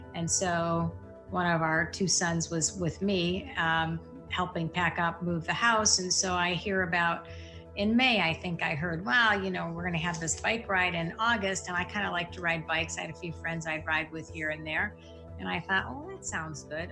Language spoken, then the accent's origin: English; East Lansing, Michigan, United States; I grew up in Lansing, East Lansing, Michigan, so right outside Michigan State.